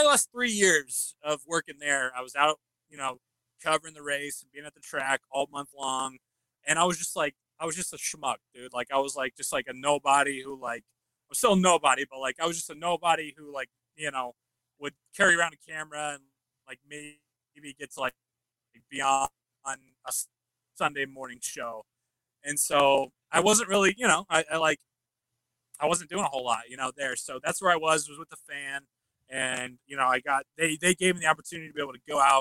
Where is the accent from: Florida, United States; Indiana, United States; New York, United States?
Indiana, United States; Indianapolis; I've grown up in Indianapolis my whole life, native, right? So when you're born and raised in Indianapolis